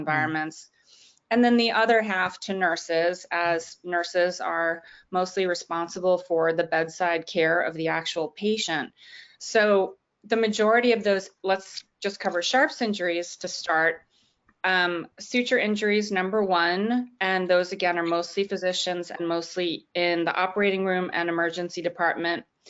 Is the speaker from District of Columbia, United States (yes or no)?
yes; Washington, District of Columbia, United States; Washington, D.C., which is my hometown